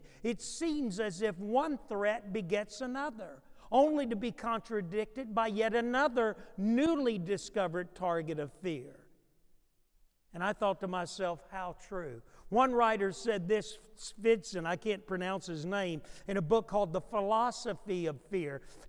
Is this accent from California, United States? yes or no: no; New York, United States; born there; I was born in New York. I said, I guess I'm from New York.